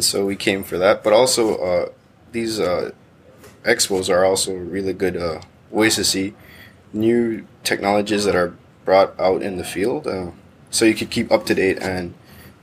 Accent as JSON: {"language": "English", "country": "Belize", "said": "I'm from the Caribbean, the Central American Belize"}